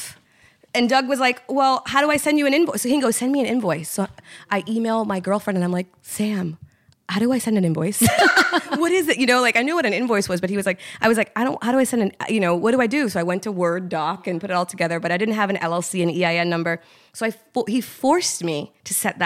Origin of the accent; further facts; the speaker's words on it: Trinidad & Tobago; we're Trinidadian, but Trinidad is a melting pot